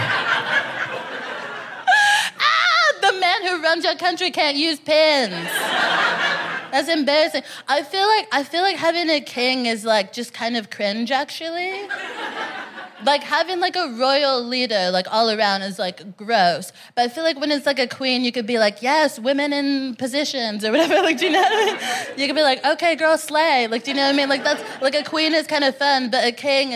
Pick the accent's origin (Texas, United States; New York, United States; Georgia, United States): Texas, United States; moved away as an adult; now in London, United Kingdom; I'm from Texas, personally.